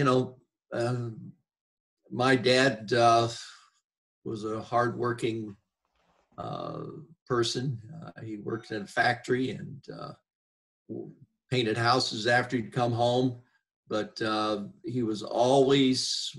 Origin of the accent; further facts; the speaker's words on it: Wooster, Ohio, United States; moved away as an adult; also born or lived in Tennessee / Indiana; I grew up in Worcester, Ohio.